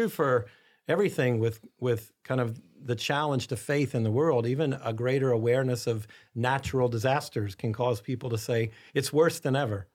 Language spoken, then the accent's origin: English; United States; as American Catholics